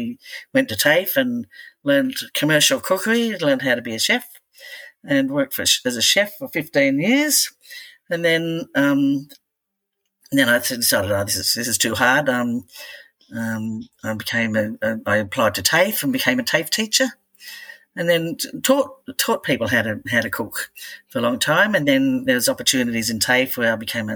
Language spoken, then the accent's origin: English; Belmont, New South Wales, Australia; also born or lived in Redhead, New South Wales; I was born in Redhead and moved all the way to Belmont North, which is probably about 5 kilometres if you're lucky. But yes, I've travelled well, but I've never lived anywhere else but in beautiful Lake Macquarie.